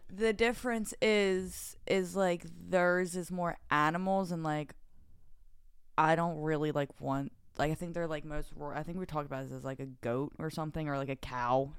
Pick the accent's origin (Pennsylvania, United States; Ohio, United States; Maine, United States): Pennsylvania, United States; Delaware County; accent: Delco; moved away; I was very young. I still lived in Delaware County